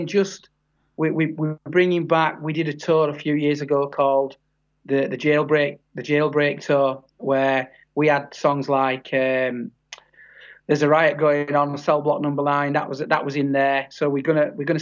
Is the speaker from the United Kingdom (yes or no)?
yes; Yorkshire and the Humber, United Kingdom; I'm from Yorkshire. I'm from the area where the Full Monty film was made